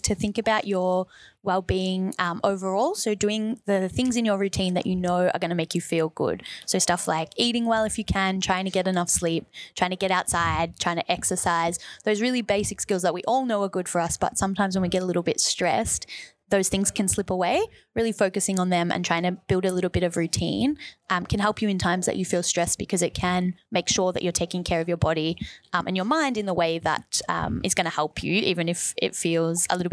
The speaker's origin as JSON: {"language": "English", "town": "Wyndham", "region": "Victoria", "country": "Australia", "tie": "born or raised there", "said": "I grew up in Wyndham"}